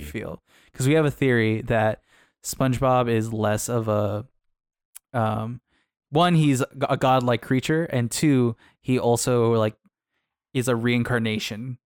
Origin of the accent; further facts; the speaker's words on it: Arizona, United States; I come from Arizona